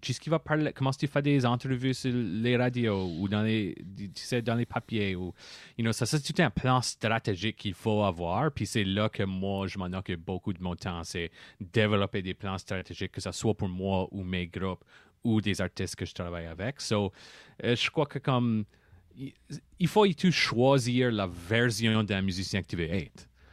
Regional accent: Par-En-Bas, Yarmouth area, Nova Scotia, Canada; also born or lived in Halifax; je viens de l'île des Sirettes

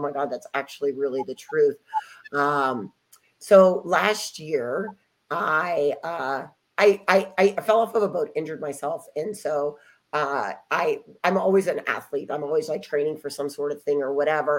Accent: Ohio, United States; moved away; also born or lived in Dallas, Texas; I'm there in Ohio, which is my hometown

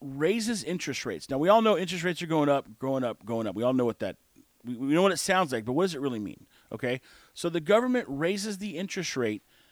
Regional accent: United States; we are American

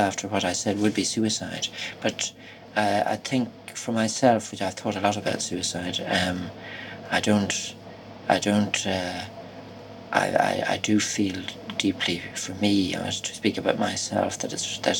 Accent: Ireland

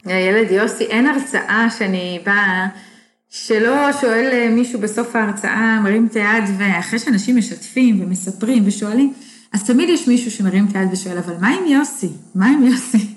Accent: Sarid, Northern District, Israel; moved away as an adult; also born or lived in Dallas, Texas; שריד, הקיבוץ שאני גדלתי בו

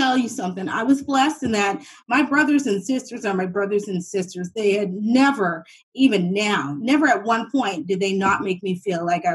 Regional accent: Halifax, Nova Scotia, Canada; I'm from Uniac Square, right in the north end of Halifax.

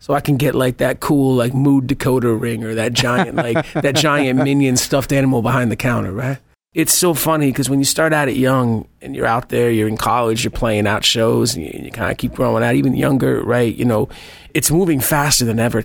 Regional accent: New Haven, Connecticut, United States; I'm originally from New Haven, Connecticut

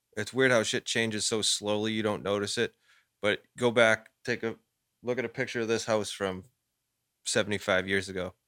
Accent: Lynn, Massachusetts, United States; We grew up in Lynn, like, no one had fucking anything

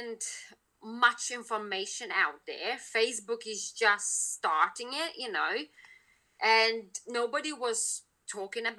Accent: Lithuania; now in United Kingdom; I'm originally from Lithuania

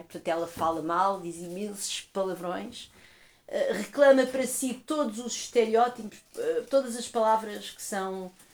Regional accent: Portugal; eu sou portuguesa

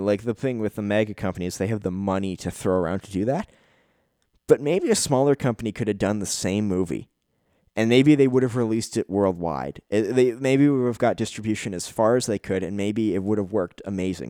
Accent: Canada; As a Canadian citizen

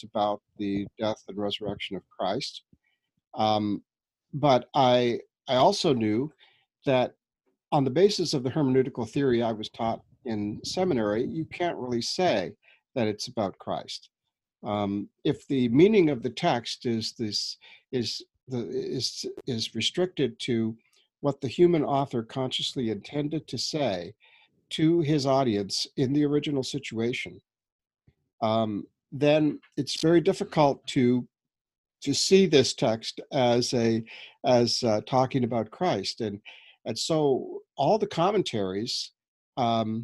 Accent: New Brunswick, Canada; now in Toronto, Canada; I'm a Canadian. We were brought up in New Brunswick, east coast of Canada, and I've been living here in Toronto for the last 20 years.

